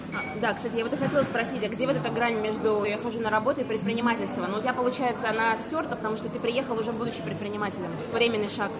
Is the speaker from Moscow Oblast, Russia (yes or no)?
no; Vorkuta, Komi Republic, Russia; moved away; also born or lived in Saint Petersburg; Официально из Питера, а не официально из Воркуты